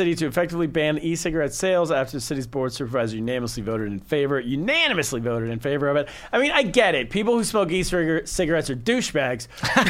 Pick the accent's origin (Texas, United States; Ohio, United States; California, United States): California, United States; Northern; moved away; Listen, I'm from Northern California.